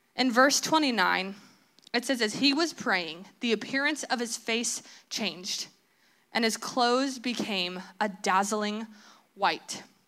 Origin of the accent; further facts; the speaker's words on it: Southern California, United States; I'm from Southern California. I went to school in Southern California